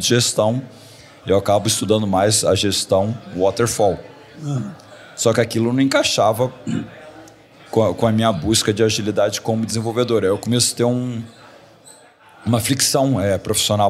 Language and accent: Portuguese; Rio de Janeiro, Brazil; moved away as an adult; also born or lived in Silicon Valley / Miami; era no Rio, que é a minha cidade natal